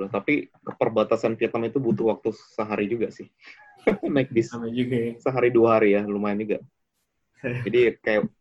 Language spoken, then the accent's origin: Indonesian; Java, Indonesia; born there; Kan karena saya iya. lahir di Jawa, jadi saya nggak pernah lihat.